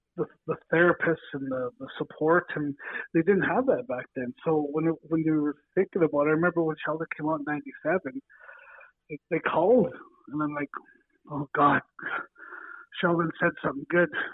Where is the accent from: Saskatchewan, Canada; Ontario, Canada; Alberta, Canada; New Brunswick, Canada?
Saskatchewan, Canada; Estevan; came up from Estevan and Alameda and all over my hometown